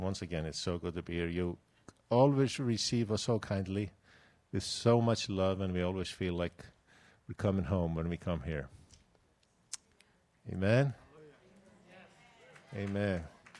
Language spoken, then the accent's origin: English; Iceland; English is a second language; You see, I'm from Iceland, and I'm speaking like a Texan.